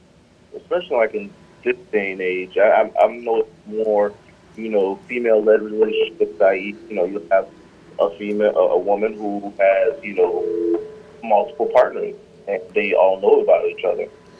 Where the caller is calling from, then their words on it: South Carolina, United States; It's …, and I'm calling from South Carolina today.